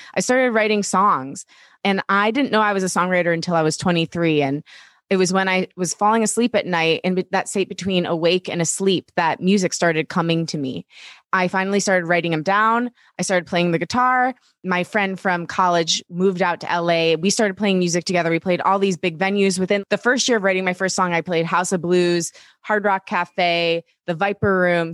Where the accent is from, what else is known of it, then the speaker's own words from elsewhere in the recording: Detroit, Michigan, United States; I grew up in Metro Detroit, so we're both Midwestern girls